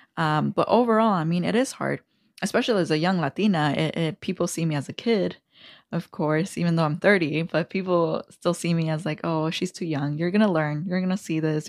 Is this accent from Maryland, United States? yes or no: no; Aurora, Illinois, United States; growing up in Aurora